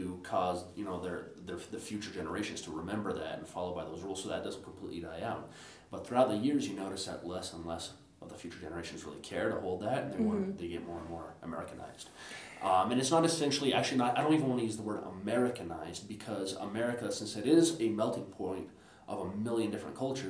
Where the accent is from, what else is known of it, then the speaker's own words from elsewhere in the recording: Brazil; moved away; I was born in Brazil